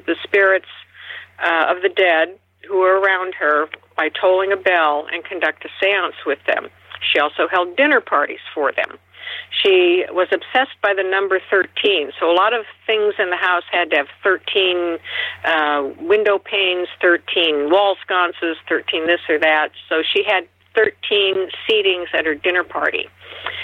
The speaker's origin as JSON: {"language": "English", "town": "Seattle", "region": "Washington", "country": "United States", "tie": "born or raised there"}